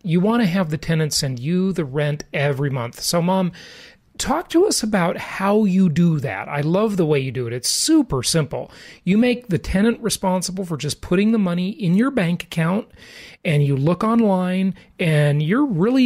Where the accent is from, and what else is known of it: Los Angeles, California, United States; born or raised there; moved away